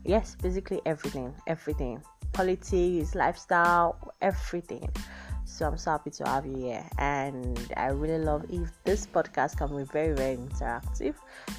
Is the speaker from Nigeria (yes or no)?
yes; Nigeria; especially being Nigerian. Especially being a Nigerian